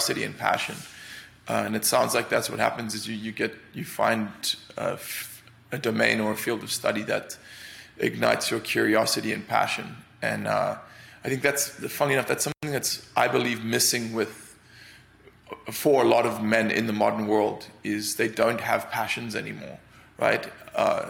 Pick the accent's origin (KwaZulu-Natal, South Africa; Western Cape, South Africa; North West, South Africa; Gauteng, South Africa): Western Cape, South Africa; Cape Town; moved away as an adult; also born or lived in London; now in United States; I grew up in Cape Town, which is a city right at the tip